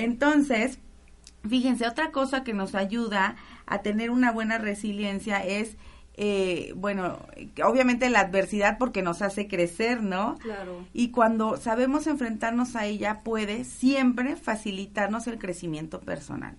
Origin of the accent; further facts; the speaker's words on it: Tabasco, Mexico; moved away; Tabasco, porque es mi tierra